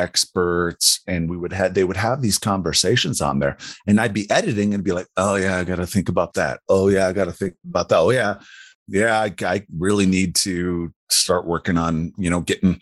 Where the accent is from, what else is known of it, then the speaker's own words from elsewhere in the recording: Wisconsin, United States; moved away as an adult; now in Colorado Springs, United States; I live in Colorado Springs. I grew up in Wisconsin, moved out here in August of 97